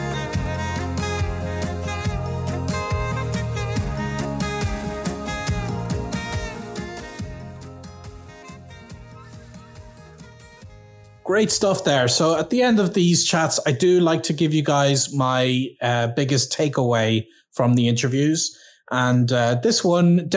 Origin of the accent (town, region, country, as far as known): Ireland